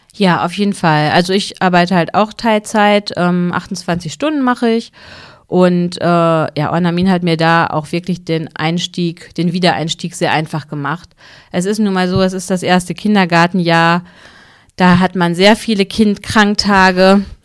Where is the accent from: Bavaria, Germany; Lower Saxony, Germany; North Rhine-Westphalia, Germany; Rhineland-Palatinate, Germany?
North Rhine-Westphalia, Germany; Hüllhorst; ich komme ja aus Hüllhorst, Oberbauerschaft